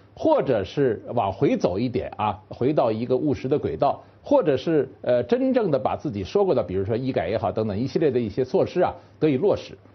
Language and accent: Chinese; China; 我们中国人